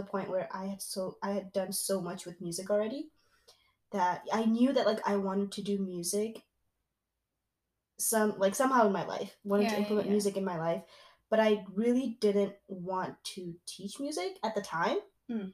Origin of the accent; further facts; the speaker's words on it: East Coast, United States; moved away as an adult; now in Midwest, United States; We are currently in the Midwest and we're both from the East Coast.